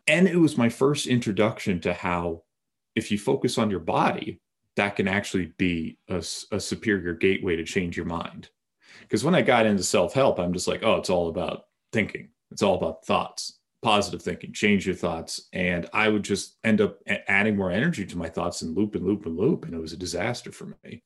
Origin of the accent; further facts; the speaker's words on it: Bedford, Massachusetts, United States; I grew up in Massachusetts